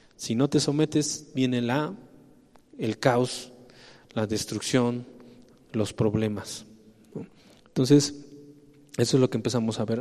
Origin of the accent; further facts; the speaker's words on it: Mexico; somos mexicanos